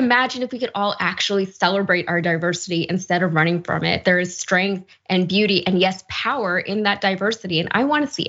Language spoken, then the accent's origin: English; Connecticut, United States; My parents immigrated to Queens, and my brothers and I were born in Connecticut. Now, we're full American